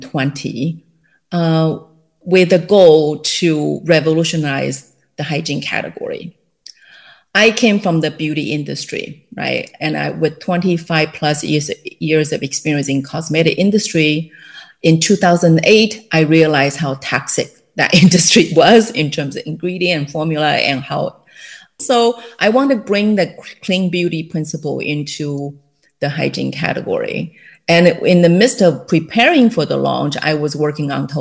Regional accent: Taiwan; English is a second language; moved away as an adult; also born or lived in Illinois, United States; now in California, United States; I was born and raised in Taiwan

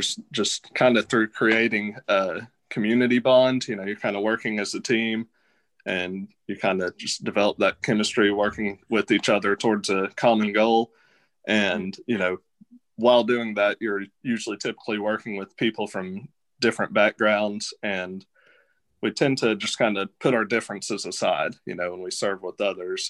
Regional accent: Knoxville, Tennessee, United States; also born or lived in Sevierville, Tennessee; now in Martin, United States; I'm from Knoxville, Tennessee originally, but I moved here from Sevierville, Tennessee.

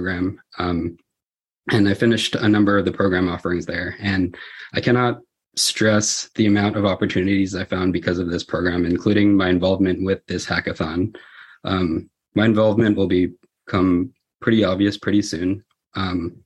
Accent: the Bay Area, California, United States; I grew up in California, specifically here in the Bay Area, and I only left to go to school in Southern California

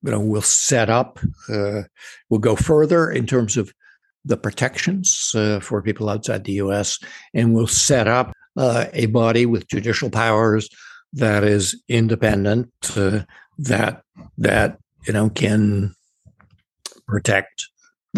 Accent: United States; we as American citizens

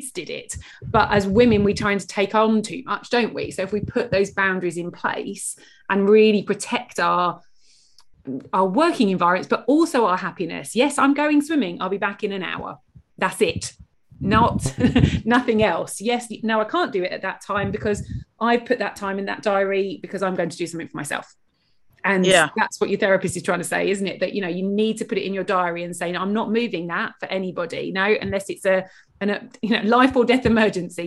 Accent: United Kingdom

